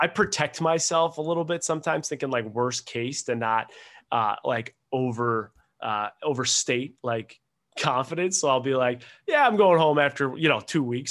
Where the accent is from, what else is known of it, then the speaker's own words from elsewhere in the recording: Buffalo, New York, United States; moved away as an adult; also born or lived in Rochester, New York / Seattle, Washington; I was born in Buffalo, New York